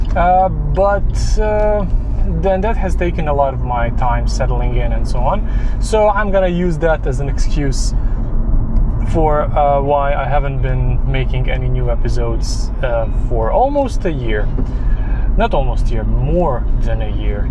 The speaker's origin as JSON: {"language": "English", "country": "Serbia", "moved": "yes", "said": "I'm originally from Serbia, where coffee shop chains are not a thing."}